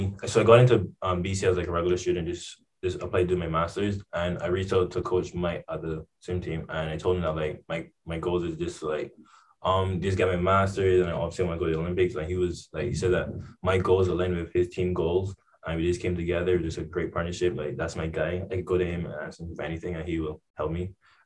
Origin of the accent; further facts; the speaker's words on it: Barbados; my parents thought it was a good idea, since I live on an island, it was a basic life skill to know how to swim.